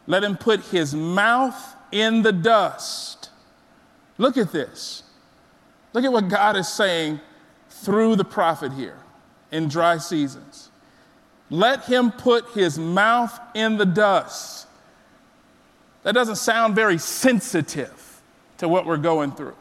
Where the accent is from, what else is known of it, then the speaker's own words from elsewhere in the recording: South Texas, United States; I was born and raised in South Texas